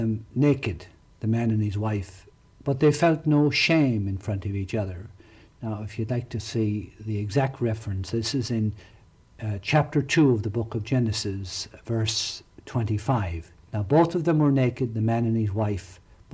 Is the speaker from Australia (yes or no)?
no; County Tipperary, Munster, Ireland; now in Ocala, United States; When I was growing up in County Tipperary